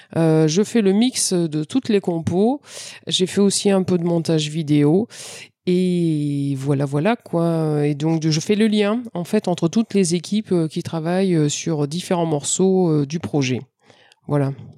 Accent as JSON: {"language": "French", "country": "France", "said": "je suis française"}